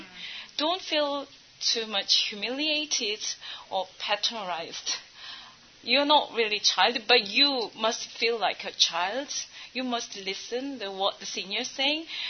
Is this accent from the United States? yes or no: no; South Korea; English is a second language; now in Bangladesh; I'm from South Korea.